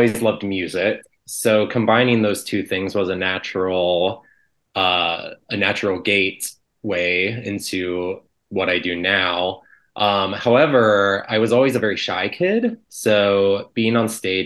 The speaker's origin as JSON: {"language": "English", "town": "Canton", "region": "Ohio", "country": "United States", "tie": "born or raised there", "moved": "yes", "lives_now": "Chicago, United States", "said": "So I grew up in Canton, Ohio, which is about 60 miles south of Cleveland."}